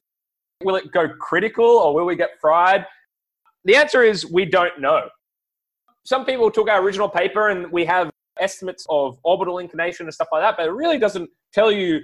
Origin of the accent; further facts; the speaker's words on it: Australia; as an Australian